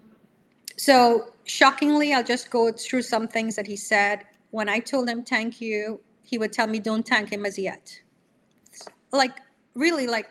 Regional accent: Trinidad & Tobago; moved away as an adult; now in New York, United States; I'm coming from Trinidad, you know, and living here 37 years

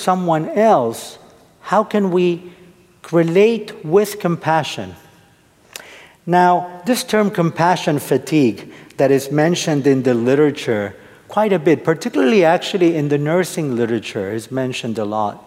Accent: Argentina; now in United States; I'm originally from Argentina.

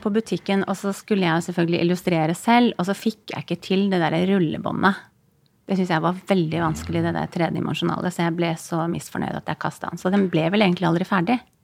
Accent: Kirkenes, Finnmark, Norway; moved away; Jeg har ikke bodd i Finland, men i Kirkenes der jeg bodde, det var jo bare noen mil fra grensen.

